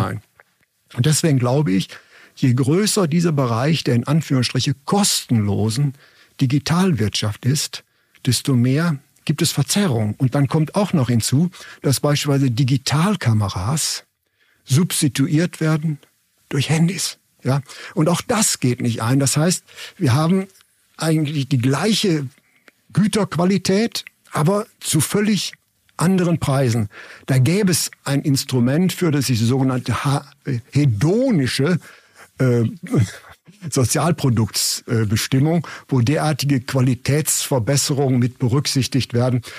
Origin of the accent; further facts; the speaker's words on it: Germany; als Deutsche